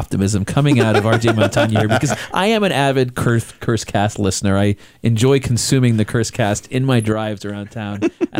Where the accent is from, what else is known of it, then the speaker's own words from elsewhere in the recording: Chester, North West England, United Kingdom; moved away as an adult; now in New Mexico, United States; I grew up in England, so I grew up around the FA Cup, and Liverpool, as you well know, is my Premier League team, but my hometown team was Chester City FC